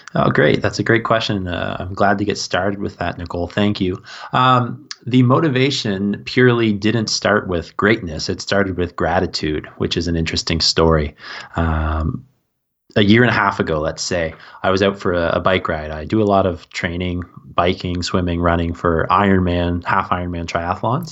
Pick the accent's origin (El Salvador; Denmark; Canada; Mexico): Canada; East Coast of Canada; also born or lived in Melbourne, Australia / Saint Kitts and Nevis; I grew up on the east coast of Canada, so we border Maine, where I am.